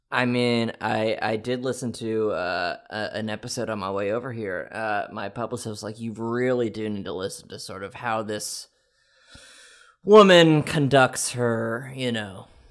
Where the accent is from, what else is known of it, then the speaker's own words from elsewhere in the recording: Quebec, Canada; I was born in Canada